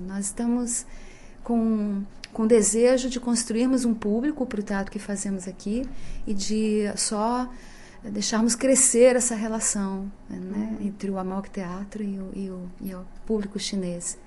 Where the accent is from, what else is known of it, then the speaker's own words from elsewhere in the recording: Brazil; sendo brasileira como todos eles